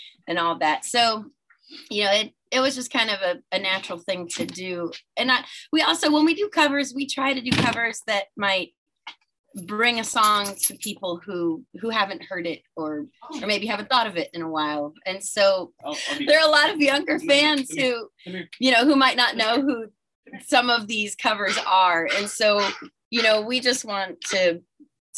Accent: Florida, United States; growing up in Florida

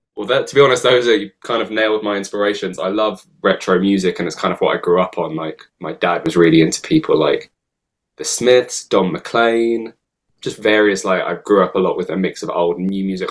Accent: London, United Kingdom; I've grown up in London

